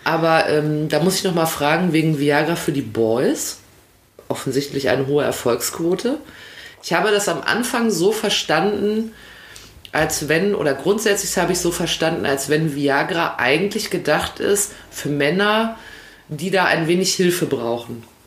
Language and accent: German; Hamm, North Rhine-Westphalia, Germany; Bei mir war es das Galilei-Gymnasium zu Hamm